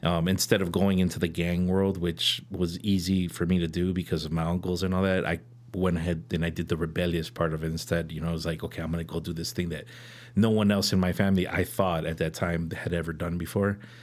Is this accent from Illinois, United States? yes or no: yes; Chicago, Illinois, United States; I'm from Chicago originally, born and raised, um, born on, on the north side, uh, in Edgewater.